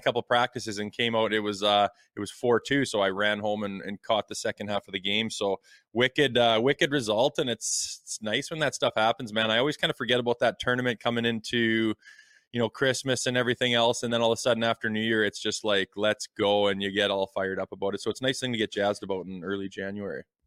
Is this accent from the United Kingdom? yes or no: no; Canada; as a Canadian hockey fan